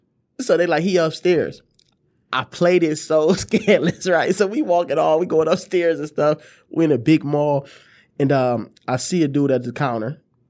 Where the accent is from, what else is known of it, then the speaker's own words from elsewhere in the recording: Detroit, Michigan, United States; I said, my fault, fam, I'm from Detroit.